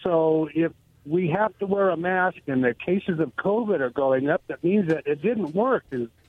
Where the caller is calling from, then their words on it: Goldendale, Washington, United States; Hey, guys. … from Goldendale.